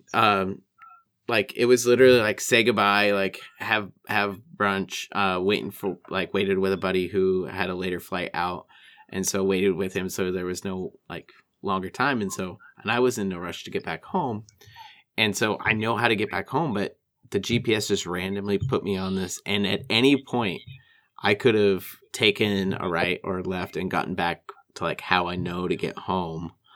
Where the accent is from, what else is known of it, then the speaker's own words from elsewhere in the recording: Walla Walla, Washington, United States; my hometown